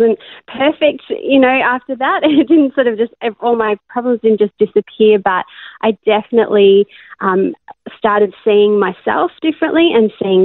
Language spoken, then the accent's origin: English; Australia; born or raised there; also born or lived in Cape Town, South Africa; now in Melbourne, Australia